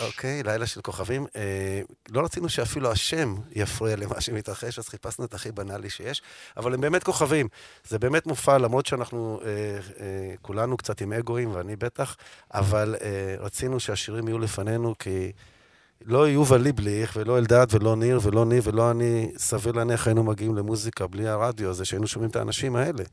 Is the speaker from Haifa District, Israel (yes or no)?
no; Tel Aviv, Tel Aviv District, Israel; אני גדלתי בתל אביב, נולדתי בתל אביב, אני דור שני לתל אביבים